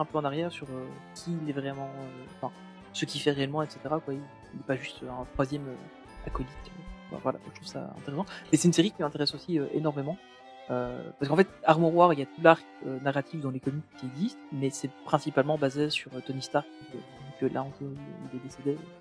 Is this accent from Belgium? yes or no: yes; Belgium; en tant que Belge